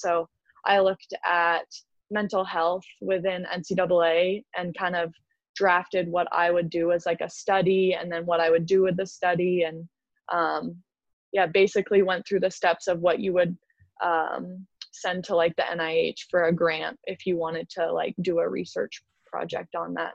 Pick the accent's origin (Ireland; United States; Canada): Canada; Canadians love to drink, so I feel like I have to like back up my people on